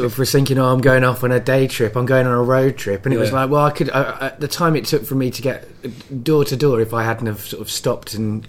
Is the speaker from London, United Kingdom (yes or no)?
no; Cardiff, Wales, United Kingdom; also born or lived in Norfolk / Coventry; I was born in Norfolk. At three I moved to North Wales, to the countryside. At eight I moved to Coventry, which we spoke a little bit off mic about. And at 11 I moved to Cardiff, which is where I had my teenage, right?